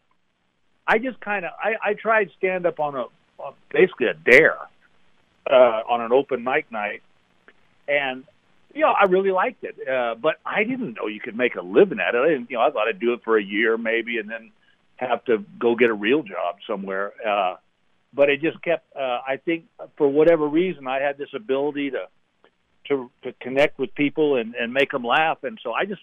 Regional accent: Texas, United States; moved away; I'm from Texas.

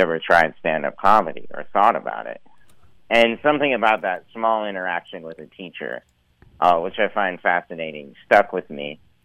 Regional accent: Missoula, Montana, United States; I grew up in uh, western Montana, in Missoula, the Missoula area

